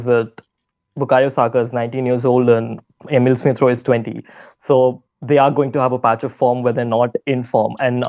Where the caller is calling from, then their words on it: New Delhi, Delhi, India; Hi, Harry. I'm joining from New Delhi, India.